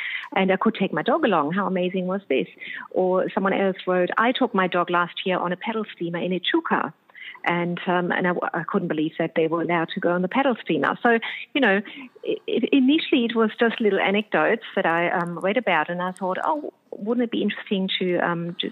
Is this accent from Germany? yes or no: yes; Germany; now in Australia; I'm from Germany